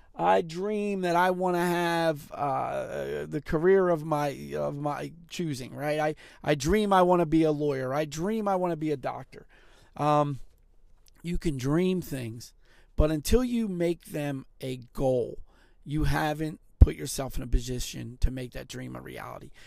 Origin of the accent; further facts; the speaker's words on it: Philadelphia, Pennsylvania, United States; also born or lived in Montgomery County, Pennsylvania; I lived in Montgomery County at the time, but I grew up in Philadelphia.